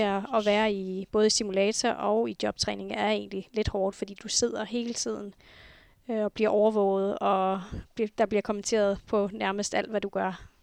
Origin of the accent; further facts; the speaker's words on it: Nuuk, Sermersooq, Greenland; Jeg er født og opvokset her i Nuuk